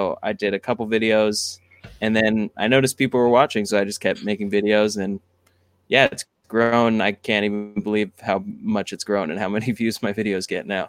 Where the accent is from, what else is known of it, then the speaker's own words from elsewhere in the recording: San Diego, California, United States; also born or lived in Texas / Washington / Oregon; now in Los Angeles, United States; I was born in Texas, and I grew up in Washington, Oregon, and then San Diego.